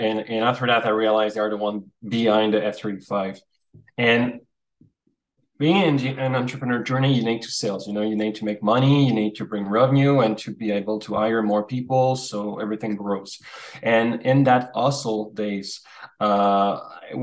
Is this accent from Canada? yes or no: yes; Canada; as Canadian